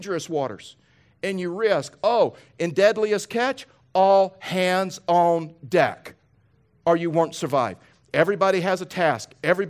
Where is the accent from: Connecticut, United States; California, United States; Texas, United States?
Texas, United States; born there; Now listen, most of you know I was born in Texas. I've lost my accent, so you probably can't even tell now, but I was born in Texas.